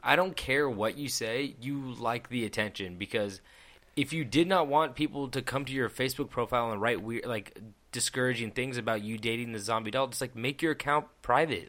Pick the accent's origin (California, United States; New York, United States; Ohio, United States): California, United States; Petaluma; I'm from Petaluma